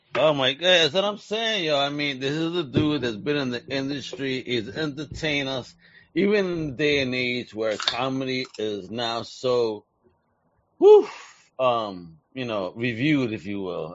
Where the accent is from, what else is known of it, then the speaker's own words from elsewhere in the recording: New York, United States; moved away; Growing up in New York